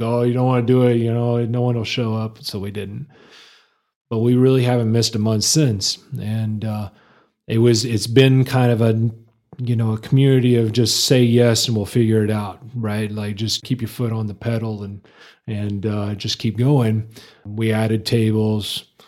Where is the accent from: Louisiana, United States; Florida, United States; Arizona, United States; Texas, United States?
Texas, United States; Lubbock; moved away as an adult; now in Amarillo, United States; I was born and raised in Lubbock. I always claim Lubbock as my hometown